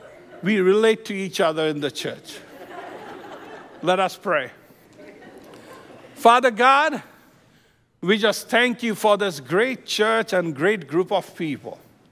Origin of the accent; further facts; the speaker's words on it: Midwest, United States; By the way, I'm from Midwest. I lived in the Midwest for 22 years. Flat land, straight streets.